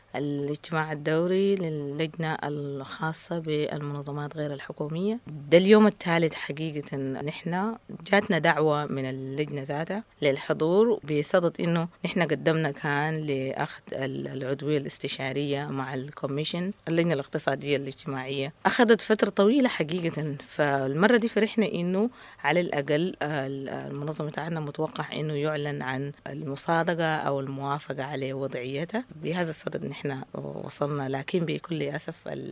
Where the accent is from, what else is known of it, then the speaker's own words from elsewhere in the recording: Sudan; نحن كناس آه، من السودان